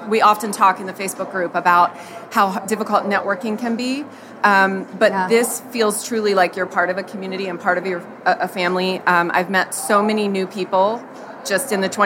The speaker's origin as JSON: {"language": "English", "town": "Annapolis", "region": "Maryland", "country": "United States", "said": "I'm from Annapolis, Maryland."}